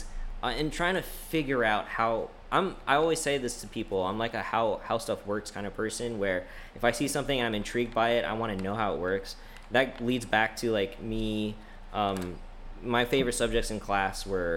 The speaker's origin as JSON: {"language": "English", "town": "Greensboro", "region": "North Carolina", "country": "United States", "tie": "born or raised there", "also_born_or_lived": "New York City / High Point, North Carolina", "said": "I've lived in Greensboro pretty much my entire life after my family and I moved from New York City here to North Carolina. We moved to Greensboro. I went to like elementary here."}